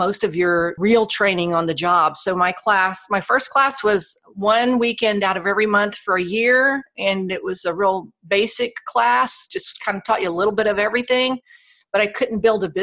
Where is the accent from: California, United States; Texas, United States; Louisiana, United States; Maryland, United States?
Louisiana, United States; Alexandria; I fell into radio broadcasting in my hometown of Alexandria, Louisiana